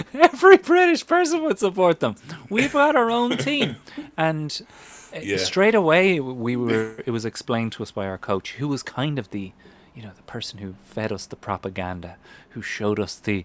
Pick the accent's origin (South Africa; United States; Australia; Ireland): Ireland; moved away; as an Irish kid